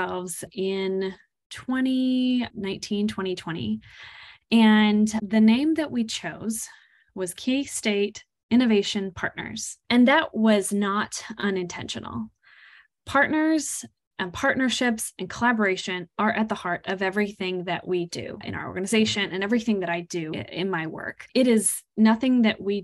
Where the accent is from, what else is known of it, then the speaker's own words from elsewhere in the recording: Kansas, United States; I am originally from Kansas. I am a native Kansan